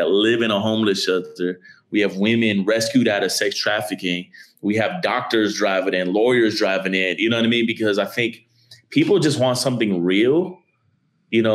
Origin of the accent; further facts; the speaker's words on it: Miami, Florida, United States; I grew up in a melting pot of people in a city called Miami, Florida